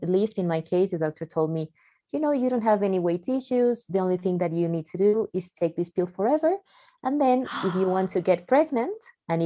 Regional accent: Mexico City, Mexico; also born or lived in Barcelona; I'm from Mexico. I was born in Mexico City.

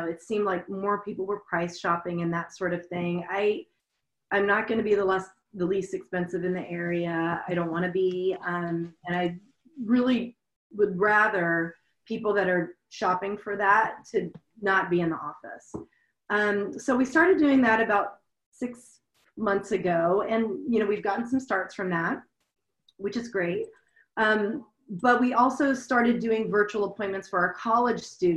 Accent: Louisiana, United States; moved away as an adult; now in Seattle, United States; I'm from Louisiana. I came up to Seattle 20 years ago

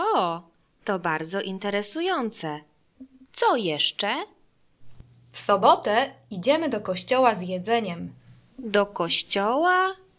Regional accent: Germany; Polish is a second language; now in Warsaw, Poland; Jestem Niemką, ale teraz mieszkam w Polsce. Uczę się polskiego

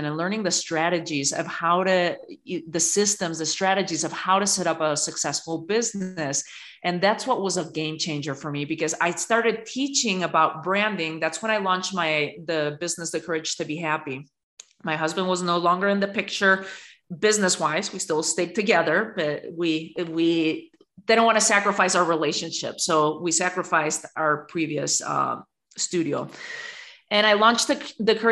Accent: Spain; now in United States; I was born and raised in Spain at the end of a dictatorship in a very patriarchal country

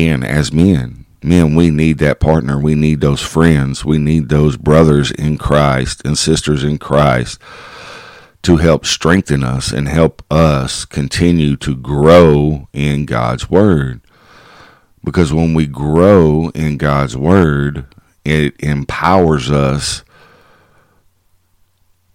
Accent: Kaufman County, Texas, United States; my hometown

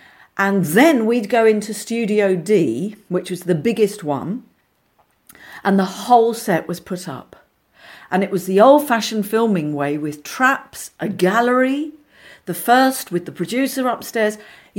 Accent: Forest Hill, London, United Kingdom; from Forest Hill. What am I doing here, you know?

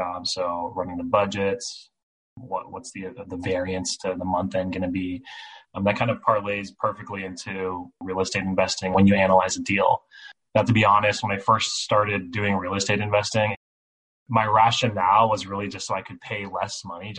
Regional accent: California, United States; moved away; I'm from California originally

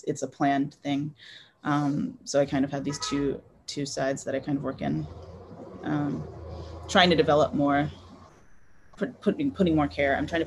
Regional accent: Houston, Texas, United States; moved away as an adult; my hometown, Houston

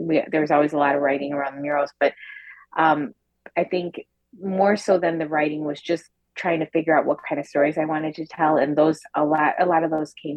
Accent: a factory town north of Detroit, Michigan, United States; we grew up in a factory town north of Detroit in the 80s

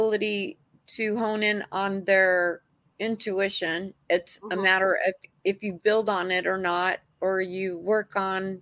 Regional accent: San Jose, California, United States; I grew up in San Jose

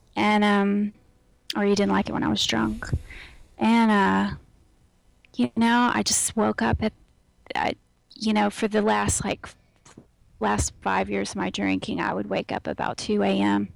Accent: Houston, Texas, United States; now in Austin, United States; I am very Texan, and I uh, grew up in Houston

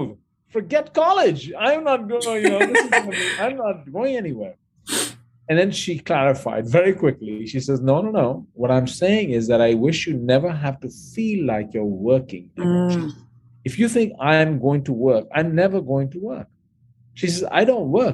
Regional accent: New Delhi, Delhi, India; moved away; I grew up in New Delhi, India, and I went through high school there and college there

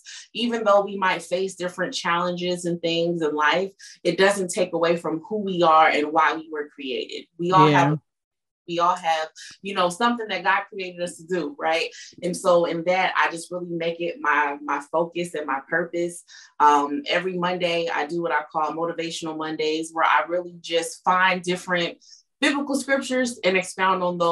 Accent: California, United States; moved away as an adult; now in Michigan, United States; Coming from the West Coast, because I was born and raised in California

